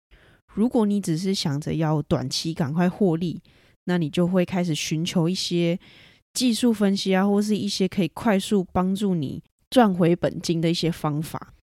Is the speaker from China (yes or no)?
no; Taiwan; 英文非常台湾国语，然后英文能力相当差的一位台湾学生